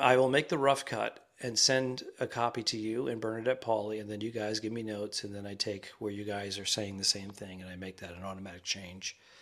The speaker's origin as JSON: {"language": "English", "town": "Cranston", "region": "Rhode Island", "country": "United States", "tie": "born or raised there", "said": "It's my hometown too, Cranston. I was born and raised there"}